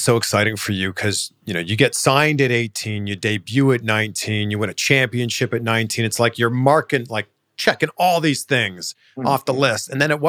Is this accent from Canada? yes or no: yes; Canada; We're both from Canada.